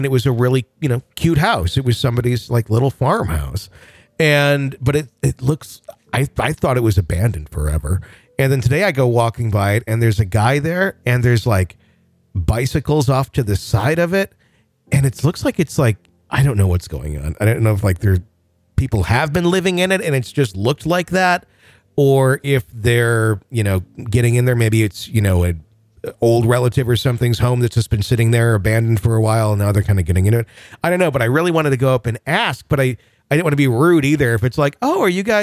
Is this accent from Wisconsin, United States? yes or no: yes; Wisconsin, United States; born or raised there